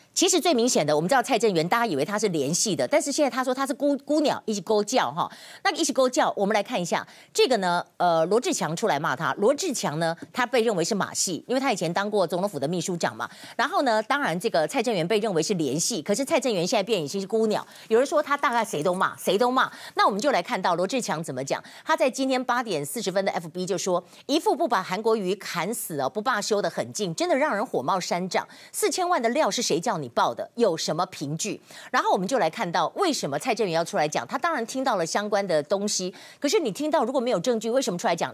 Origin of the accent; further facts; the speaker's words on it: Taiwan; 我们台湾